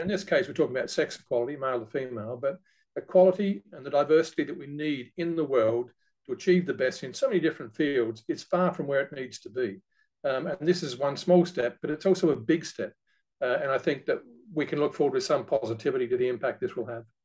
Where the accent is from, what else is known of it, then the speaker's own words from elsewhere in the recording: Australia; moved away as an adult; now in United Kingdom; being an Australian by birth